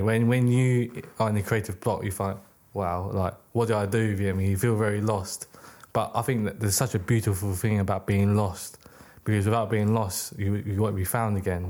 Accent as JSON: {"language": "English", "country": "United Kingdom", "tie": "born or raised there", "also_born_or_lived": "Hong Kong", "said": "I was born in the U K."}